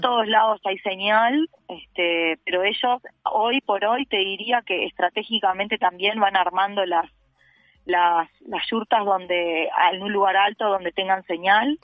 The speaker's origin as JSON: {"language": "Spanish", "country": "Uruguay", "said": "soy de Uruguay"}